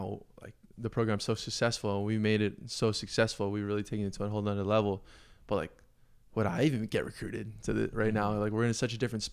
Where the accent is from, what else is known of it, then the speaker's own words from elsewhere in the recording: Hawaii, United States; I'm Native Hawaiian